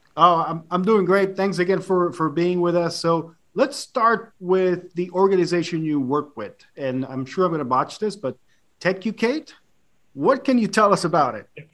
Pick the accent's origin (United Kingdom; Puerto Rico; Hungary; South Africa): Puerto Rico; growing up in Puerto Rico